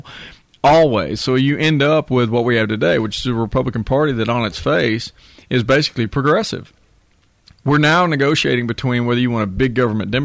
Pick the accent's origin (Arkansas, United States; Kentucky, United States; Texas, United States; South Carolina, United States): Texas, United States; I'm a Texan. My family's been in Texas for 175 years.